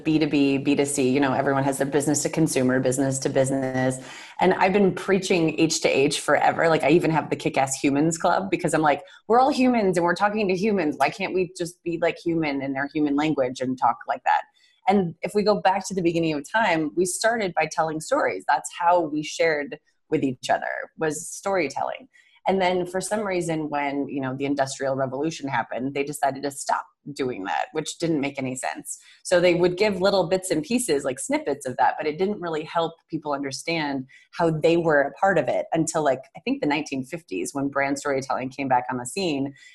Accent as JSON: {"language": "English", "region": "Western New York", "country": "United States", "said": "I'm from Western New York"}